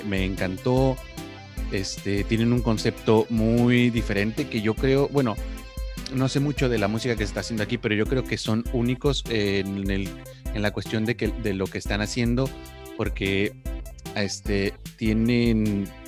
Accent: Monterrey, Nuevo León, Mexico; pero a la vez estoy representando a mi, mi tierra, a mi Monterrey querido.

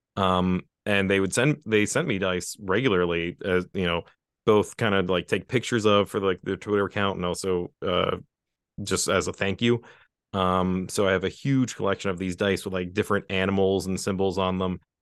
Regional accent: West Virginia, United States; I'm some guy from West Virginia

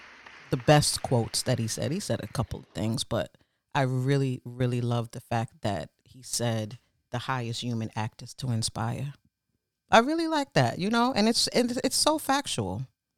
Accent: Brooklyn, New York, United States; Yep, born and raised in Brooklyn.

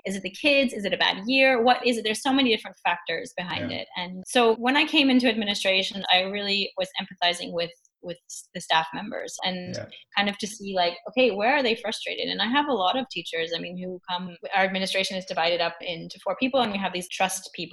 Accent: United States; now in Germany; I'm American

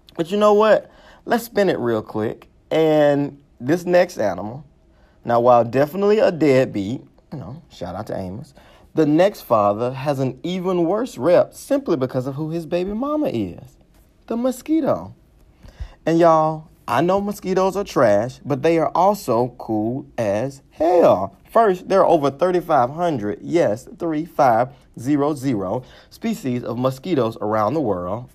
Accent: Mississippi, United States; I'm from Mississippi

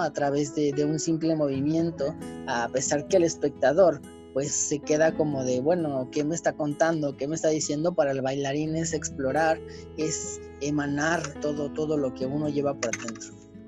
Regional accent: Mexico; nosotros como mexicanos

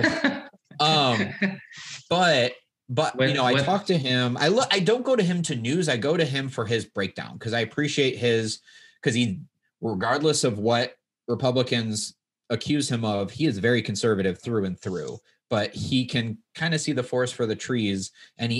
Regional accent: Midwest, United States; I grew up in the Midwest

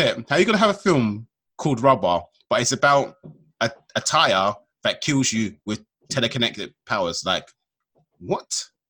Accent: London, United Kingdom; I'm from London

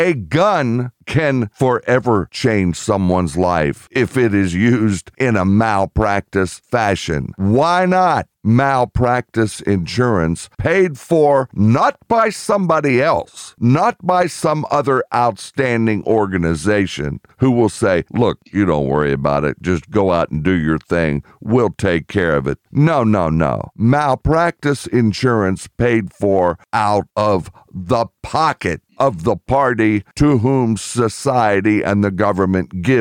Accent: United Kingdom; I'm British

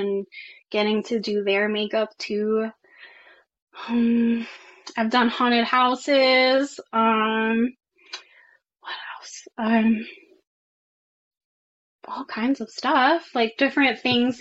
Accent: New York, United States; I am from New York

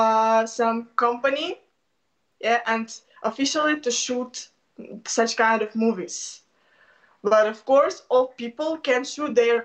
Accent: Kyiv, Ukraine; now in Budapest, Hungary; I'm not Hungarian. I'm Ukrainian

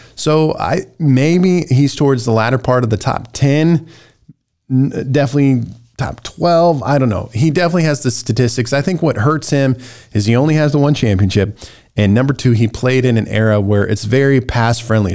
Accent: United States; American Christians

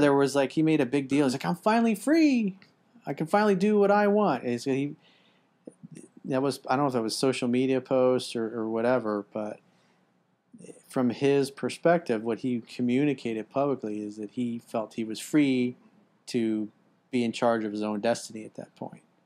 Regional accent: United States; as an American

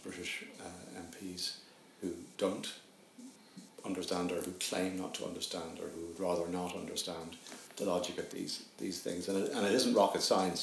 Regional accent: Ireland; as an Irishman, because we're a small country

